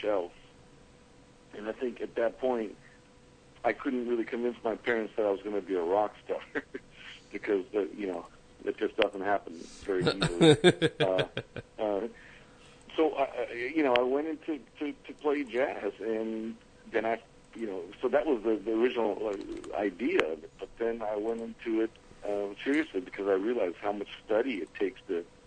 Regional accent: Los Angeles, California, United States; accent: all-American; moved away as an adult; also born or lived in Karachi, Pakistan; now in New York City, United States; I grew up in Los Angeles, California. And as you can hear my accent, I'm pretty much all-American

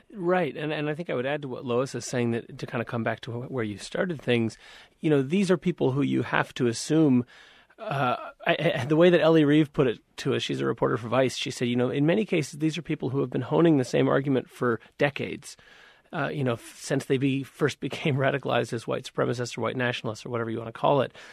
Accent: Montana, United States; I'm from Montana. I'm from the town where um, near where Richard Spencer moved

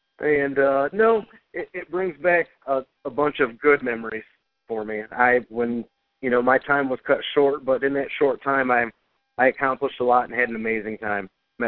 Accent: Ferndale, Michigan, United States; also born or lived in Pontiac, Michigan; I'm a Detroit native myself, born in Pontiac. So I grew up in Ferndale.

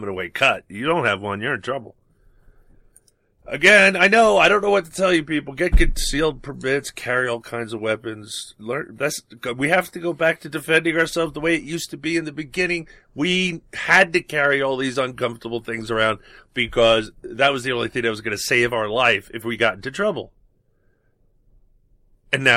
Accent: New York City, New York, United States; growing up in New York

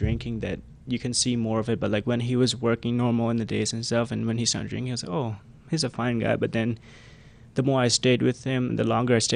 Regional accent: Cambodia; English is a second language; we are coming from the Khmer Rouge regime

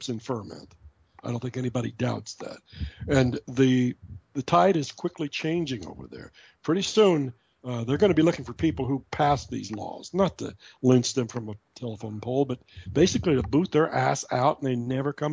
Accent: Midwest, United States; I'm from the Midwest. I actually worked on farms when I was a kid, too

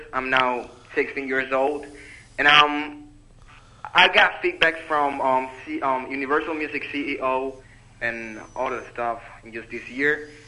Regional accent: Dominican Republic; also born or lived in Freehold, United States; I'm from Dominican Republic. I'm currently living here, but I come and go to the United States.

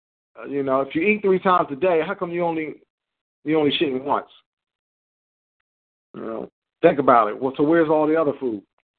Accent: New Jersey, United States; I grew up in Cape May County where, you know, people, you know, they went out on the boats, fishermen.

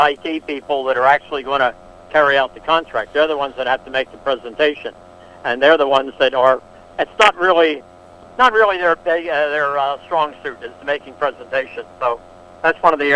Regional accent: Philadelphia, Pennsylvania, United States; I'm from Philadelphia

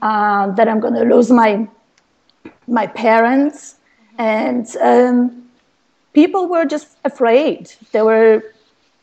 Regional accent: Poland; moved away; I was born in Poland to a low-income family.

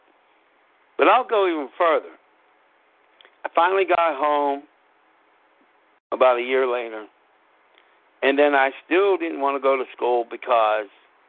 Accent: Pittsburgh, Pennsylvania, United States; also born or lived in Scranton; every time I went to Pittsburgh public schools

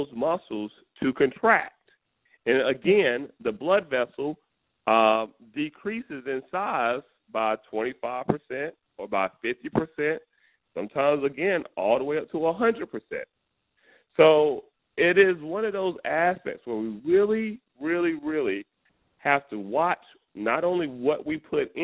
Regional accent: North Carolina, United States; I'm from North Carolina, and I'm from the country

